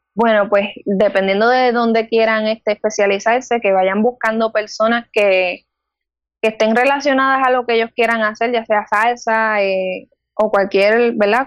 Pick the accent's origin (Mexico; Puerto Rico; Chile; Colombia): Puerto Rico; Guayanilla; Tengo 20 años y soy del pueblo de Guayanilla